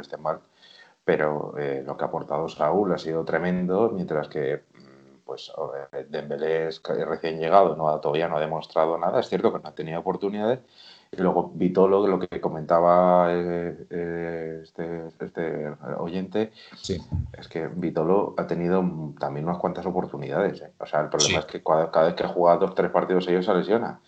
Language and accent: Spanish; Madrid, Community of Madrid, Spain; de Hortaleza, Madrid. tengo orígenes gallegos